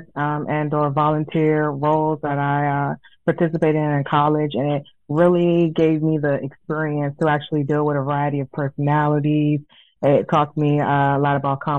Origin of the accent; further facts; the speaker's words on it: Prince George's County, Maryland, United States; moved away; I'm originally from Prince George's County, Maryland